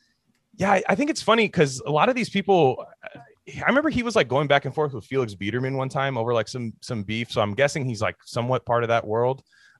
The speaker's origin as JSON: {"language": "English", "town": "Brooklyn", "region": "New York", "country": "United States", "said": "like I'm from Brooklyn and I'm going to run office in New York. Like we don't have backyards and front yards in Brooklyn."}